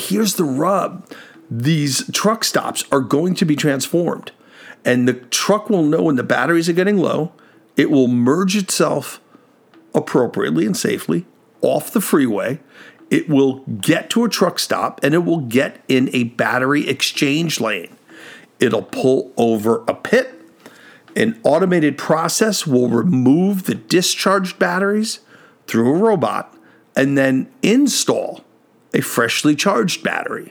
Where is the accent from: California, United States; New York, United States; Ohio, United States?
New York, United States; I grew up in New York